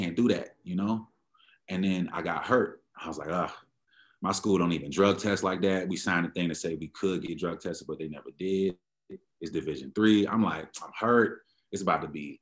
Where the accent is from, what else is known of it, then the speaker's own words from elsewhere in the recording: Prince George's County, Maryland, United States; moved away as an adult; also born or lived in Washington, D.C. / Pennsylvania; now in Denver, United States; I'm from born in DC, raised in Maryland, raised in DC a little bit too, but DMV area, you can call it that, PG County, Maryland.